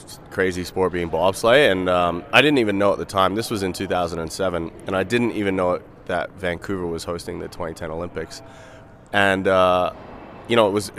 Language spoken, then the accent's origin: English; Australia; moved away as an adult; now in Canada; I was born in Australia